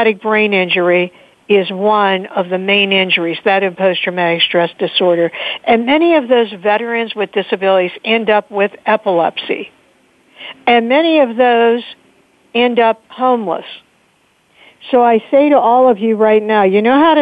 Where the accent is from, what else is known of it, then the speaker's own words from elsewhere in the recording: Pittsburgh, Pennsylvania, United States; my hometown of Pittsburgh